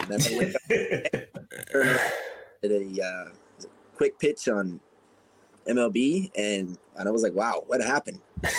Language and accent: English; Boston, Massachusetts, United States; I'm from Boston